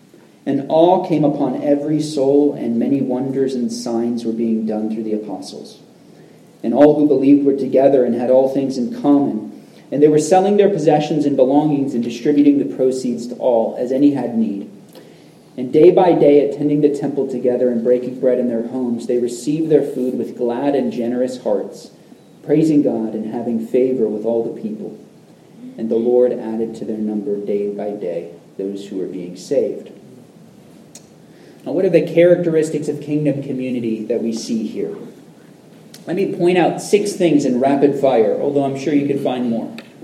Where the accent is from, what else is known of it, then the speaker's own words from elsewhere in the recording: Central Florida, United States; I grew up in Central Florida